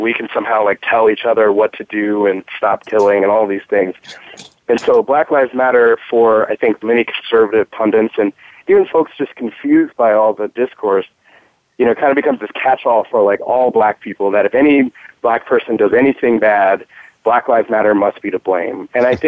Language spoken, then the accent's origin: English; Houston, Texas, United States; my hometown, Houston, Texas